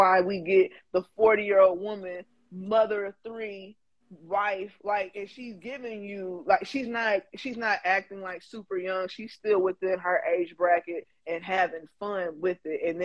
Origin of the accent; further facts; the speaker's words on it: Louisville, Kentucky, United States; I'm a Louisville girl. Y'all know me. I'm Louisville